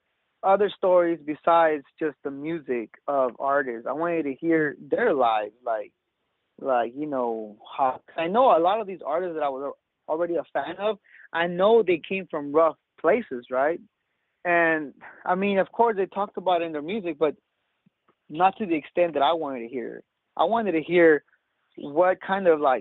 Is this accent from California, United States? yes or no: yes; Salinas, California, United States; born and raised in Salinas